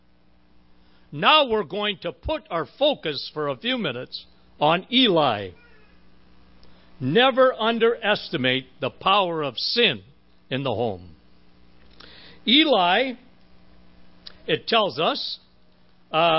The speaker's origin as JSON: {"language": "English", "town": "Timmins", "region": "Ontario", "country": "Canada", "tie": "born or raised there", "said": "That's my hometown"}